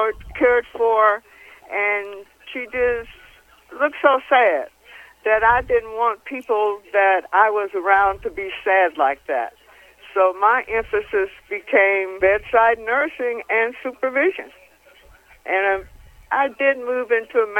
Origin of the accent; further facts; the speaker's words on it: Ohio, United States; moved away as an adult; now in Las Vegas, United States; I was born in Ohio, and that's where I did my training as an LPN and as an RN